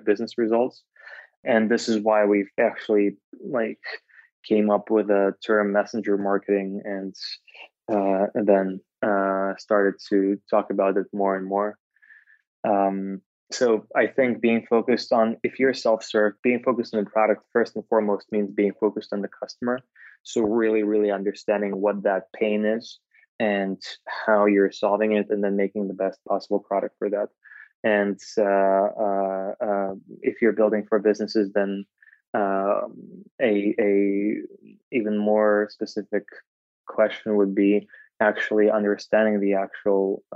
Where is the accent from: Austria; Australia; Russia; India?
Russia; Moscow; moved away as an adult; now in Bay Area, United States; I'm originally from Moscow